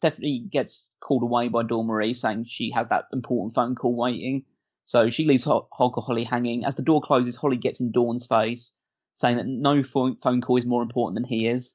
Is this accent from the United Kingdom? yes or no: yes; United Kingdom; I'm British